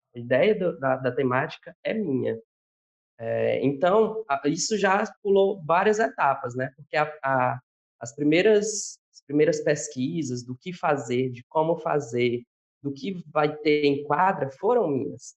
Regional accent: Barras, Piauí, Brazil; moved away as an adult; now in Teresina, Brazil; sou de Barras, na cidade de Barras, mas moro já há nove anos em Teresina

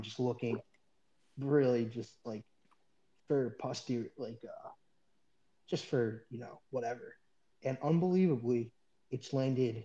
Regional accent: Philadelphia, Pennsylvania, United States; moved away; I'm not going to say what town in Philadelphia I'm from

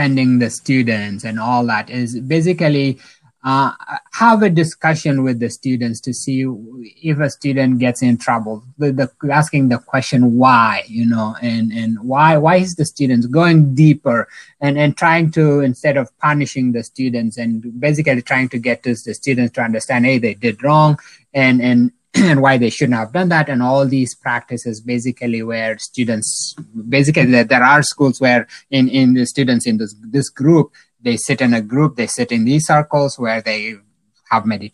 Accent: South Sudan; moved away; I'm originally from South Sudan, so spent some time in the refugee camps and all that.

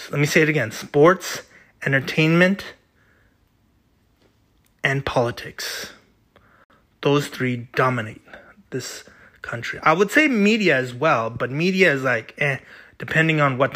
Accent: United States; as an American.

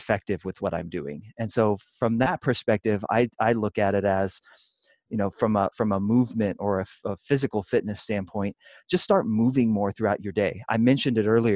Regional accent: Kansas City, Kansas, United States; moved away as an adult; now in Denver, United States; I grew up in the Midwest in Kansas City, on the Kansas side

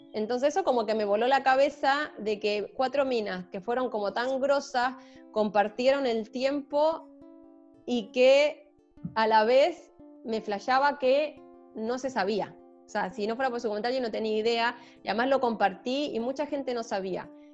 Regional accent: Chile; soy chilena

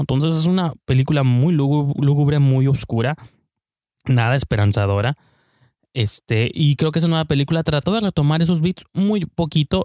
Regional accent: Mexico

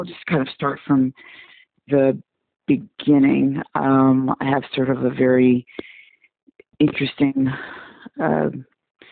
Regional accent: Kasai, DR Congo; moved away; I was born in the what we then called Zaire, back in the early 70s

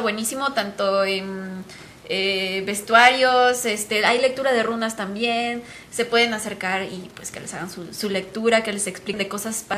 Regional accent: Guadalajara, Jalisco, Mexico; somos de aquí de Guadalajara, orgullosamente

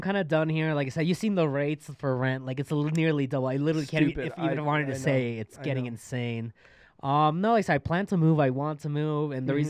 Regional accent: Mexico; also born or lived in Texas; now in United States; And before that, though, I'm actually from Mexico. And I came over illegally. And I have a little pass now.

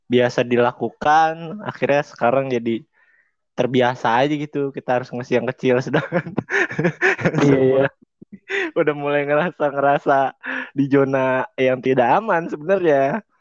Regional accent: Makassar, South Sulawesi, Indonesia; Gua asli Makassar.

